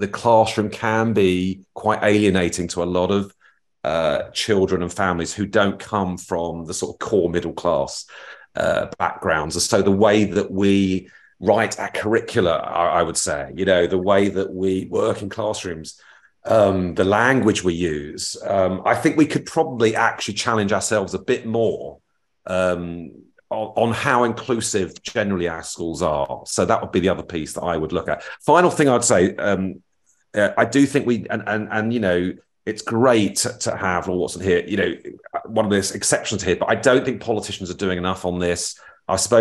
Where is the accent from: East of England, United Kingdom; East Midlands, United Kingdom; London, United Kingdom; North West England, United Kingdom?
London, United Kingdom; Feltham; I'm from Feltham